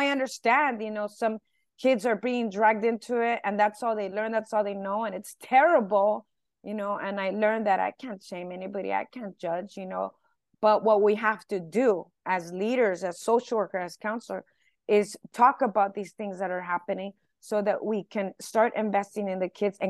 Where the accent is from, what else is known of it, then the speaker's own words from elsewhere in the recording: Los Angeles, California, United States; first language Spanish; English is a second language; I'm from East